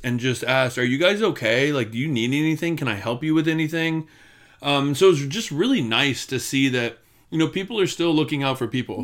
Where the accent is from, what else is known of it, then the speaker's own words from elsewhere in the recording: Florida, United States; we grew up together in Florida